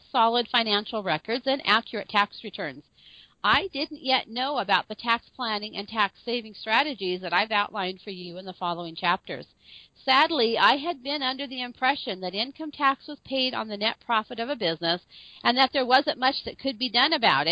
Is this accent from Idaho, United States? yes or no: yes; northern Idaho, United States; I grew up here in northern Idaho in a little small mining community.